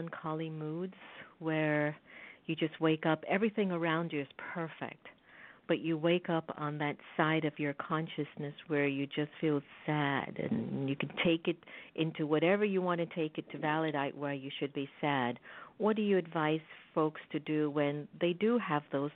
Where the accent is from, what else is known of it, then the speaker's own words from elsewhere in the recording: India; moved away; as Indians